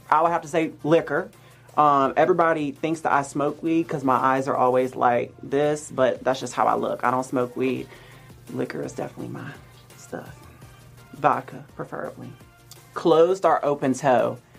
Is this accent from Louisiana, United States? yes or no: yes; Baton Rouge, Louisiana, United States; moved away as an adult; also born or lived in Mississippi; now in Los Angeles, United States; So I'm from Louisiana. I lived in Mississippi for high school, and I ended up moving back to Louisiana, and then I moved here.